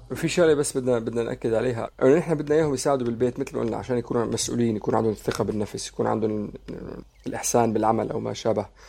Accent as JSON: {"language": "Arabic", "country": "Syria", "said": "انا سوري"}